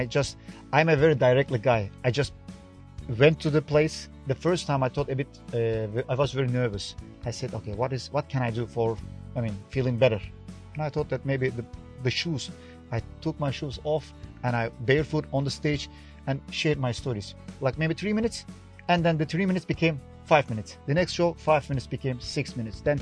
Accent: Turkey; English is a second language; moved away as an adult; now in Taiwan; I'm coming from Turkey

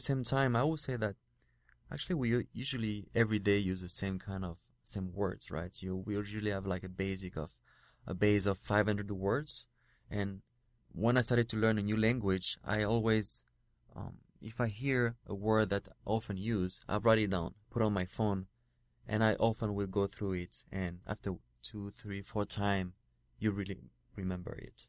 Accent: France; English is a second language; now in Taipei, Taiwan; I'm French and I'm in, uh, I'm working here in Taipei doing like, um, TV shows or acting, but not in my mother tongue.

